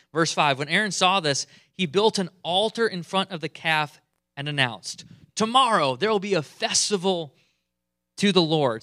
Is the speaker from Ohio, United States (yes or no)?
no; Michigan, United States; moved away; also born or lived in Eastern Canada; I, I grew up in Michigan, cold